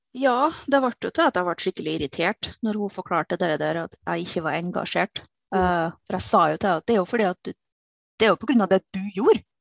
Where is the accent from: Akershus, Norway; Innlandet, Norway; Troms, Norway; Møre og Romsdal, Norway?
Møre og Romsdal, Norway; Kristiansund; now in Trondheim, Norway; Jeg er opprinnelig fra Kristiansund